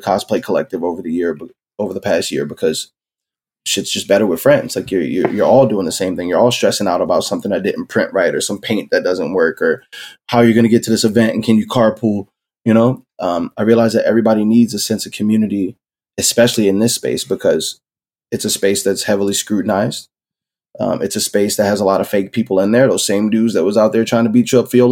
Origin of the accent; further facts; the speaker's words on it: Philadelphia, Pennsylvania, United States; I was born and raised in South Philly.